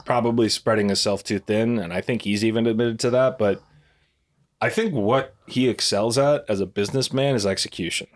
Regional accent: United States; as an American

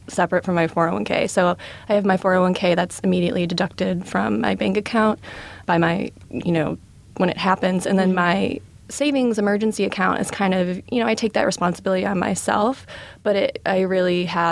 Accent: Michigan, United States; moved away; I'm from Michigan

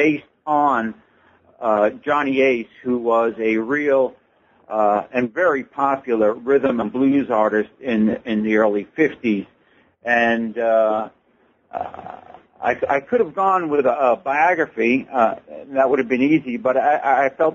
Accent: Levittown, New York, United States; now in Mesa, United States; Levittown, New York, where I grew up.

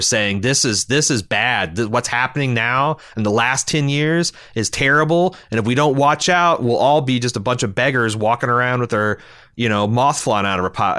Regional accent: United States; we Americans are fucking proud

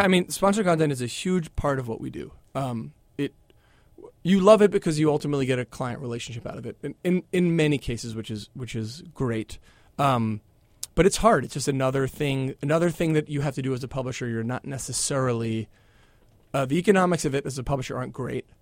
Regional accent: Philadelphia, Pennsylvania, United States; I grew up in Philadelphia

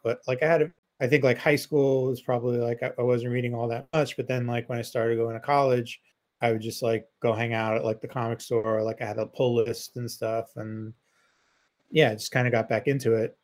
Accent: New York City, New York, United States; I grew up in Queens too, a nicer part of Queens than Joe grew up

